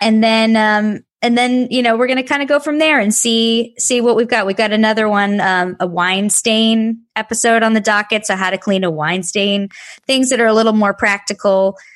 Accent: Texas, United States; now in New York City, United States; I grew up in Texas

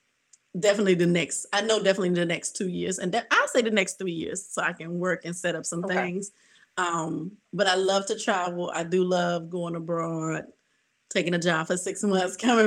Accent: Southern Virginia, United States; also born or lived in Memphis; now in Miami, United States; I'm from Southern Virginia. So the houses still haven't gotten that high. We call it South Side. So like right near Petersburg, Richmond, yes. South of them

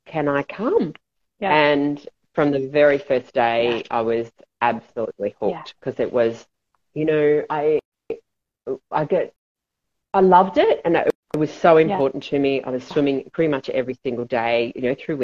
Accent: Australia; I was brought up in Australia and we had a pool

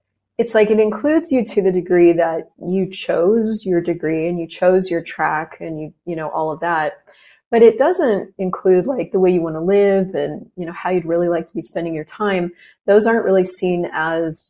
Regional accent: United States; I am actually American.

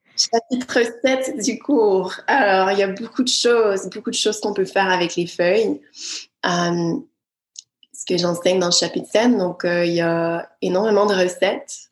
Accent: Quebec, Canada; moved away; je suis du Québec

